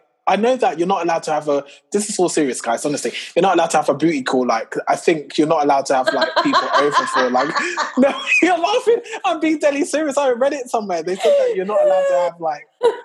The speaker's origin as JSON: {"language": "English", "country": "United Kingdom", "said": "we're British. Ooh, we are British."}